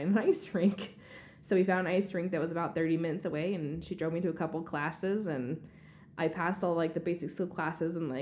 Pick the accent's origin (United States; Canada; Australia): United States; Washington; moved away; also born or lived in Colorado / Tennessee / New York; I grew up in Washington State, and I was born and raised on a farm until I moved to Colorado for my skating.